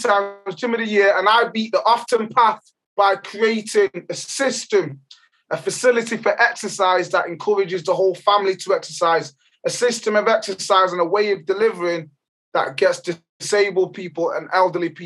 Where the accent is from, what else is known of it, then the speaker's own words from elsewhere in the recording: Jamaica; now in England; I was born in Jamaica. In the beautiful island of Jamaica.